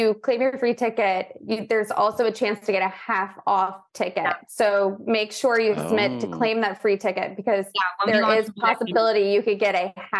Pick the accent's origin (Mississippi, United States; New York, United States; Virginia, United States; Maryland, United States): Virginia, United States; Virginia Beach; born or raised there